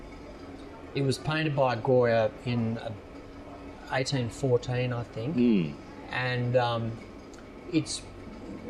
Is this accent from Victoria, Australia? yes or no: yes; Sorrento, Victoria, Australia; growing up in Sorrento